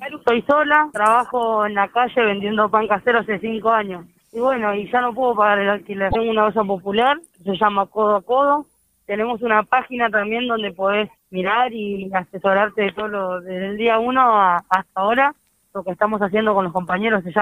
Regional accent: Argentina; Somos argentinos que nos encontramos en situación de calle y hay un derecho.

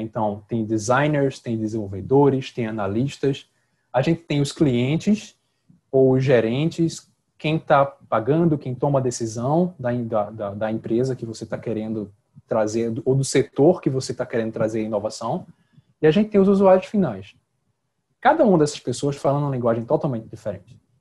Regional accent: Northeast Region, Brazil; eu sou do Nordeste

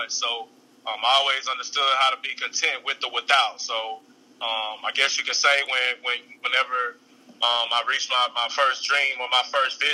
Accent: Redwater, Texas, United States; also born or lived in Texarkana, Texas; I grew up actually in a small town of Redwater, Texas, 15 miles away from Texarkana

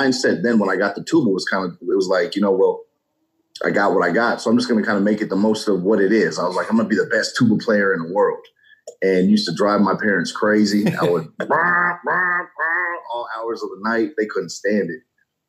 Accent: Colorado Springs, Colorado, United States; Originally, I'm from Colorado Springs, Colorado, and my dad's military, so I have a military background

